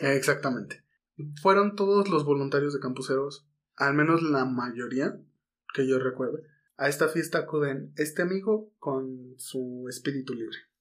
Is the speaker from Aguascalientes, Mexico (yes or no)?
no; Mexico City, Mexico; Estamos en Guadalajara. Somos chilangos